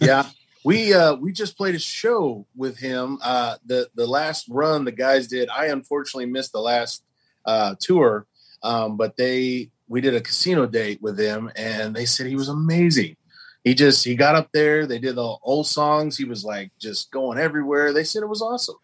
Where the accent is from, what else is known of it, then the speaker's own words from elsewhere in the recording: Oklahoma, United States; we're all from Oklahoma